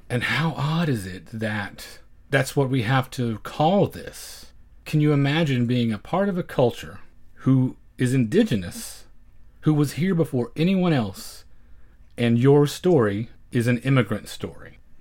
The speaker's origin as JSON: {"language": "English", "region": "Oklahoma", "country": "United States", "tie": "born or raised there", "said": "growing up in Oklahoma the way I did"}